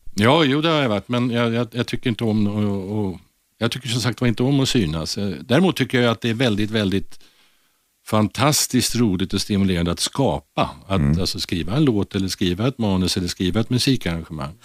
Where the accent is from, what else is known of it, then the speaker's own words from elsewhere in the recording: Stockholm, Stockholm County, Sweden; jag är född och uppvuxen i ett ställe som, alltså som bär det konstigaste förortsnamnet av alla, vill, inte vill säga lite, nämligen Blås ut, som ligger väldigt nära Globen